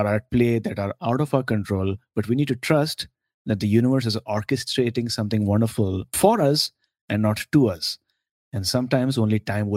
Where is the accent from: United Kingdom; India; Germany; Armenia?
India; As an Indian